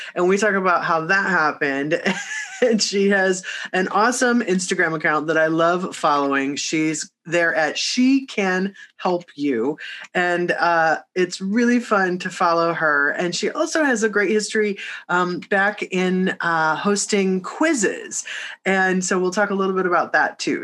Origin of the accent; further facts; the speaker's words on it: Midwest, United States; now in Los Angeles, United States; I'm a Midwesterner